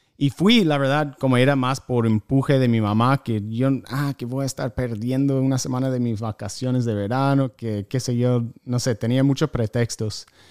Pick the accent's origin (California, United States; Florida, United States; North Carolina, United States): North Carolina, United States; Spanish is a second language; moved away as an adult; also born or lived in Argentina / Costa Rica; originalmente soy de Carolina del Norte